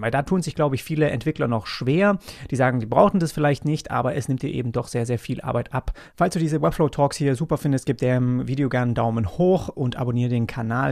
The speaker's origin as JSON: {"language": "German", "town": "Großbettlingen", "region": "Baden-Württemberg", "country": "Germany", "tie": "born or raised there", "said": "ich komme auch aus Nürtingen, also Großbettlingen, das ist ja in der Nähe, da bin ich cool, aufgewachsen."}